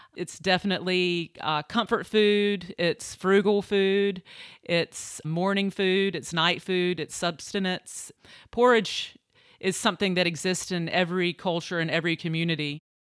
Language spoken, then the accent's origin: English; Eastern North Carolina, United States; moved away as an adult; also born or lived in New York; I grew up in Eastern North Carolina.